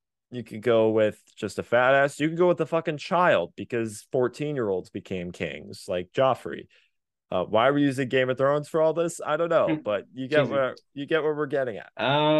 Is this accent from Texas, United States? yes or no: yes; Texas, United States; Because we're from Texas.